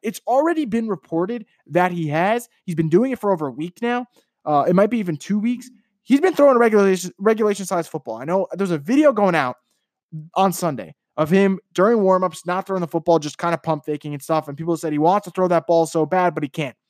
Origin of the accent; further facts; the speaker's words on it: New York, United States; moved away; I'm from New York